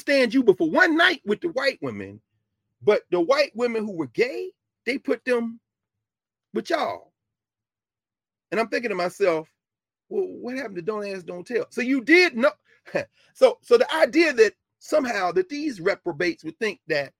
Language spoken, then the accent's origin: English; Nashville, Tennessee, United States; I'm from Nashville